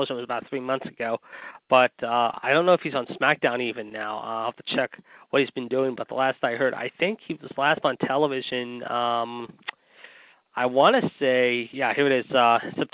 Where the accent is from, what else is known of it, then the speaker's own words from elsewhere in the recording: Pittsburgh, Pennsylvania, United States; I will be attending the show here in my hometown of Pittsburgh at the PPG Arena